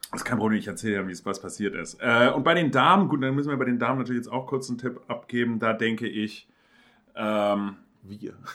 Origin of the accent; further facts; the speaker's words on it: Hamburg, Germany; als Hamburger